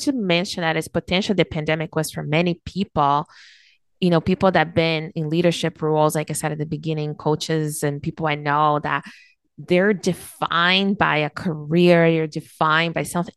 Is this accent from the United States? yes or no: no; Brazil; now in Canada; I was born and raised in Brazil